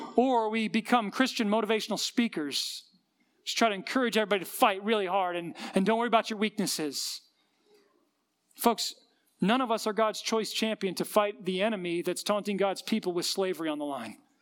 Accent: Colorado, United States; we grew up in Colorado

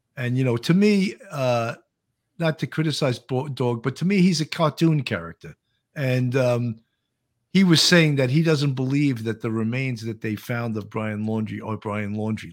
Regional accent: Delaware, United States; now in Fort Myers, United States; I'm from Delaware and I live in Fort Myers

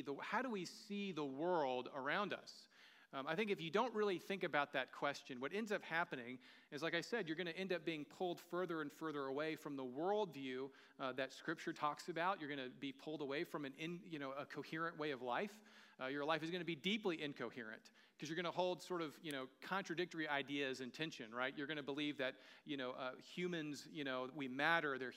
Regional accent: the American South, United States; moved away; I'm from the American South. We don't grow vineyards where I'm from. You know, we grew tobacco a lot

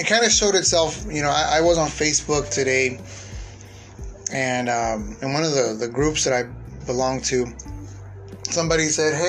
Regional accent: San Diego, California, United States; moved away as an adult; leaving my hometown of San Diego, and leaving my parents behind to join the Army

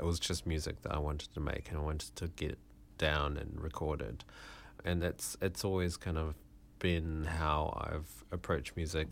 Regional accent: Malaysia; I was born in Malaysia.

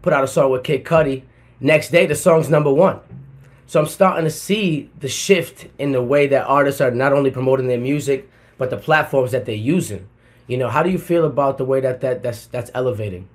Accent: Providence, Rhode Island, United States; moved away as an adult; now in Atlanta, United States; I'm from Providence, Rhode Island, the smallest uh, state in the country. I packed all my shit in 2010, moved to Atlanta, Georgia

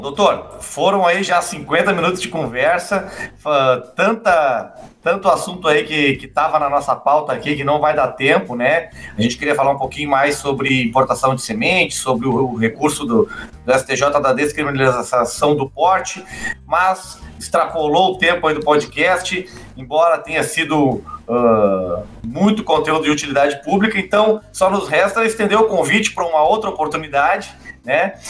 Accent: Gravataí, Rio Grande do Sul, Brazil; lá na minha cidade, Gravataí, minha cidade natal

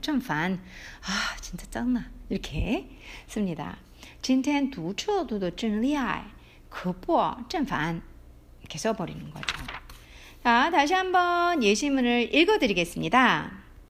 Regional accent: South Korea

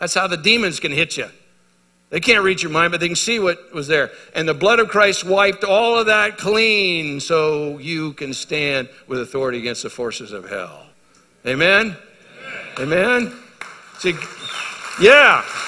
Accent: United States

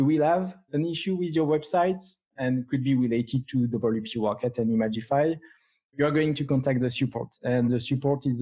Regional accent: France; English is a second language; with my strong accent, I'm from France.

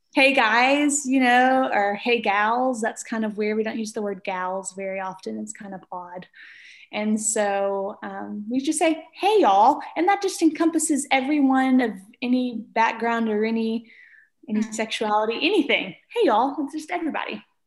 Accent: Arkabutla, Mississippi, United States; also born or lived in Memphis, Tennessee; I grew up in Mississippi in a town called Arkabutla, Mississippi

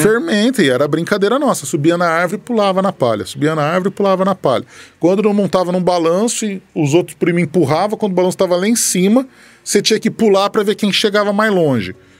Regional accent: Batatais, São Paulo, Brazil; moved away as an adult; also born or lived in São Carlos; now in Ribeirão Preto, Brazil; Nascido e criado aqui em Batatais

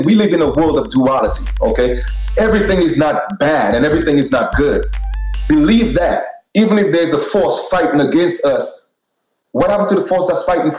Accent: New York City, New York, United States; I grew up in Brooklyn

